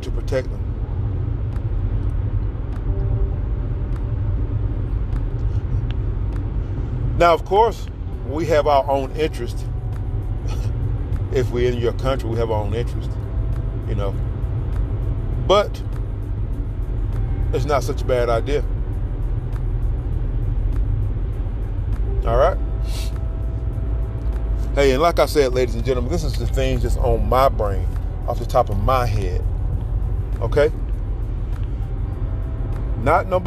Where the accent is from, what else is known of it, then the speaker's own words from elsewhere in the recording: United States; I'm an American. We live in America.